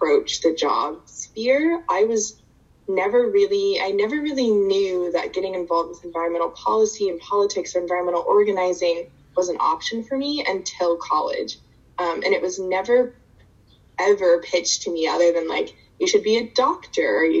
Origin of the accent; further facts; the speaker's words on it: Houston, Texas, United States; moved away as an adult; also born or lived in St. Petersburg, Florida; I'm originally from Houston, Texas